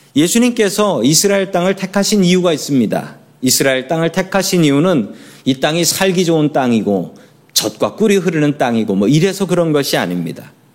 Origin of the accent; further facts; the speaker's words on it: South Korea; 우리들은 한국 사람으로 태어났습니다